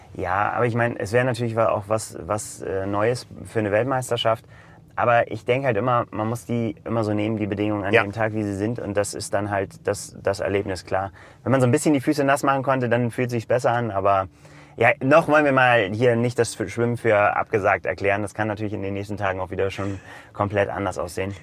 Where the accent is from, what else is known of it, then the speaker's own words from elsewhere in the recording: Northern Germany, Germany; für uns als Norddeutsche